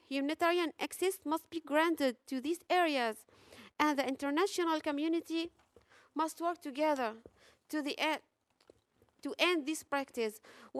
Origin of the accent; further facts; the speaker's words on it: Aleppo, Aleppo Governorate, Syria; English is a second language; I'm an OPGYN from Aleppo. I'm here today not only as a doctor, but as a wife, a mother, and a Syrian.